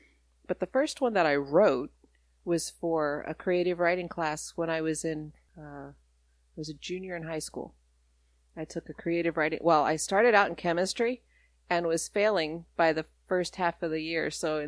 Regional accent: Colorado Springs, Colorado, United States; born there; also born or lived in Denver, Colorado / Alabama; where I was born was Colorado Springs at the Air Force Base. And then I moved to Denver, Colorado, where my brother was born, and then learned to talk in Alabama

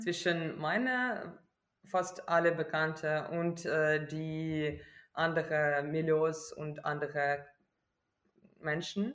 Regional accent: Kyiv, Ukraine; German is a second language; moved away as an adult; now in Germany; ich bin aus Kiew und Kiew ist äh, nicht okkupiert.

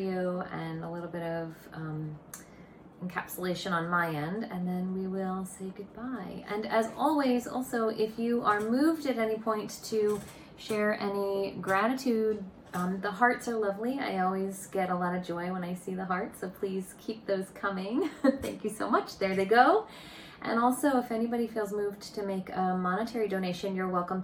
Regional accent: Boston, Massachusetts, United States; I'm from the Boston area, and my office is located in Cambridge, Massachusetts

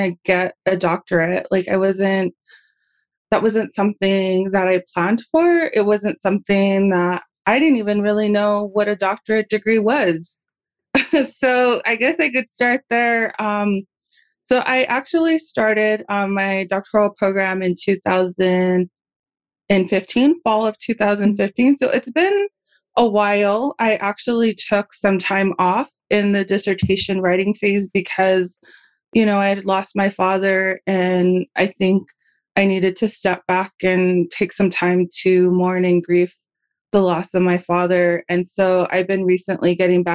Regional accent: Santa Ana Pueblo, New Mexico, United States; also born or lived in Oklahoma; I am in Santa Ana, Pueblo, New Mexico. I'm also from Santa Ana, Pueblo.

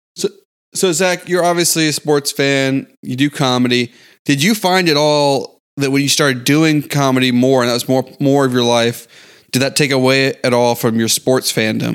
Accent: Houston, Texas, United States; also born or lived in San Antonio; Growing up in Houston

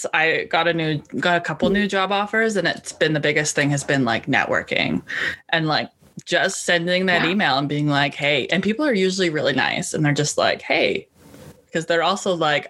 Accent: Canada; I'm a Canadian

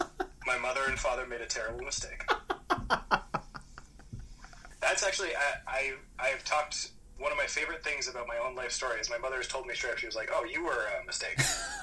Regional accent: Alberta, Canada; born there; Yeah, I was born in Alberta, which I don't know if you know what Alberta is in Canada. Alberta is like our Texas.

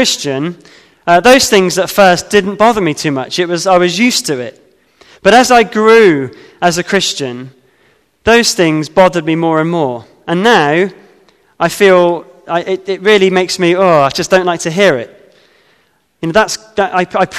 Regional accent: United Kingdom; As a British man

